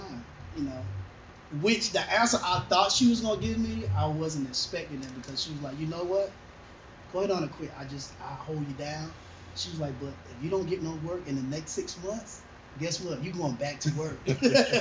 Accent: North Carolina, United States; now in Greenville, United States; I actually live in Greenville, but I'm originally from Atlanta, North Carolina, a little small town.

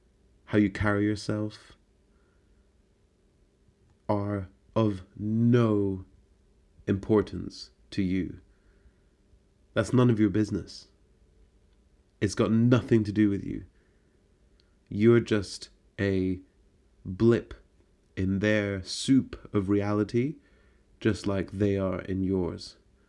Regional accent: Scotland, United Kingdom; it's an attitude in the city within which I grew up in Scotland.

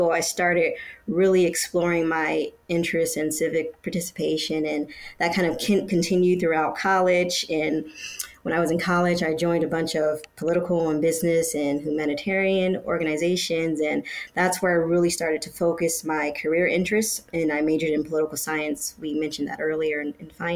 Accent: Detroit, Michigan, United States; We were growing up in Detroit, Michigan.

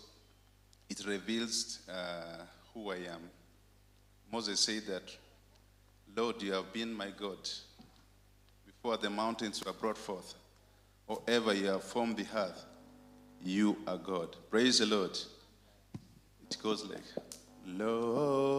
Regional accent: Uganda; I went and opened another church for that very Pentecostal ministry in my hometown

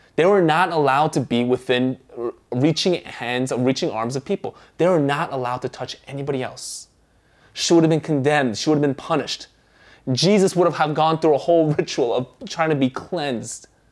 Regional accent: United States; first language Korean; English is a second language; Although I was born in the States, uh, my mom nor my grandparents knew how to speak English. So, at home, we spoke Korean

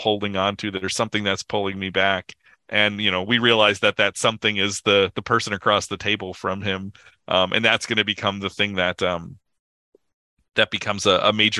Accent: United States; as an American

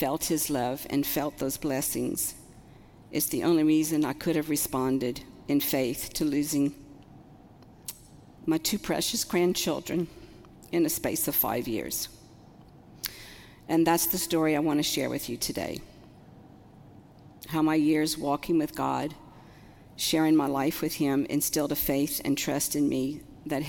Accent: Houma, Louisiana, United States; moved away as an adult; also born or lived in Lafayette, Louisiana; now in Ville Platte, United States; I'm actually from Houma, born and raised, and grew up in a very large Catholic family.

